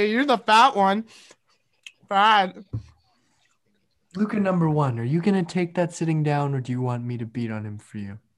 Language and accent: English; Australia; I'm from Australia.